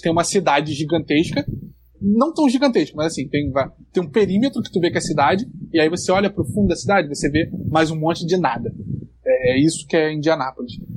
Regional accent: Brazil; o cara perguntou de onde você é. Eu falei, pô, do Brasil

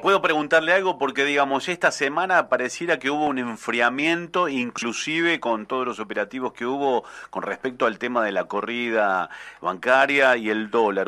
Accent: Córdoba, Argentina; lo digo como cordobés y gente del interior

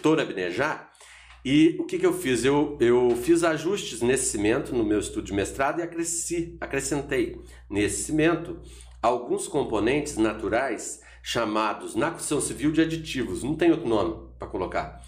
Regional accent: Borda da Mata, Minas Gerais, Brazil; em Borda da Mata, que foi onde eu nasci, vivi lá um tempão

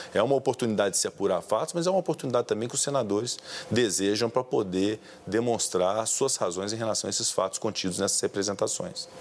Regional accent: Brazil; enquanto brasileiros

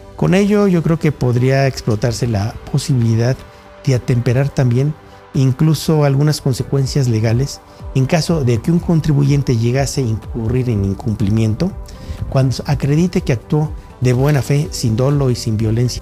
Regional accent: Mexico; como mexicano y como estudioso del derecho tributario

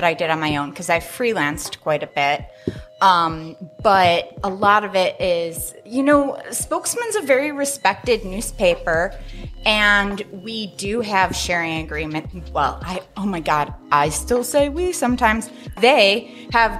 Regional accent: Midwest, United States; now in Spokane, United States; I'm from the Midwest.

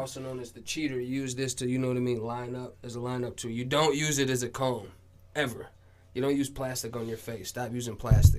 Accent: Paraguay; now in Minnesota, United States; I'm from South America. I'm from a country called Paraguay.

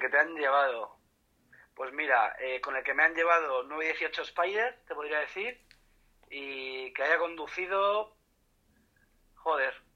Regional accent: Spain; aquí en España

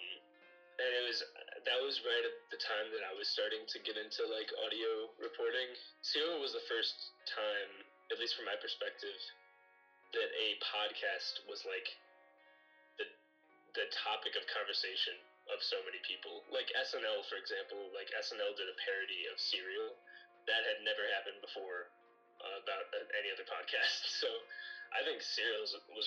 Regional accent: Louisville, Kentucky, United States; I'm from Louisville, Kentucky

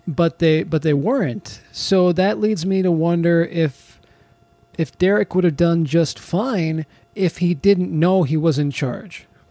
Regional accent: California, United States; I grew up in California

